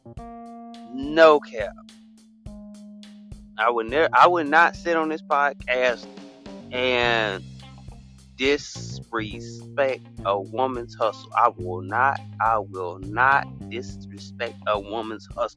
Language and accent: English; United States; from the United States, mainly from the United States